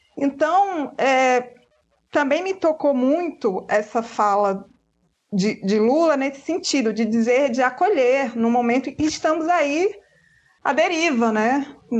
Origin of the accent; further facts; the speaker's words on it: western Bahia, Brazil; eu sou, eu sou do oeste da Bahia, onde o vento nem faz a curva